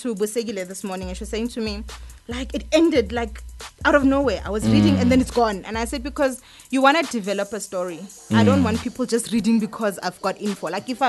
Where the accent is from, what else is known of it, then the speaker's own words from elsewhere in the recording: QwaQwa, Free State, South Africa; moved away; also born or lived in Johannesburg; like myself, I am from Kwakwa. You know, and that is where It's in the Free States.